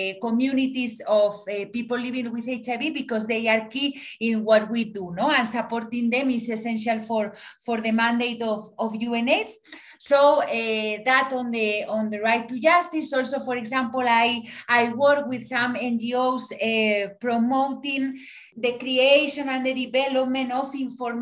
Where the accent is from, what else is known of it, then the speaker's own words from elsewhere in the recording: Spain; moved away as an adult; also born or lived in Madrid / Mexico; now in Guatemala; I am from Spain